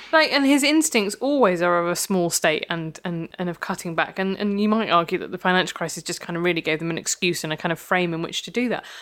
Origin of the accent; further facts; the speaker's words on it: Midlands, United Kingdom; I grew up in the Midlands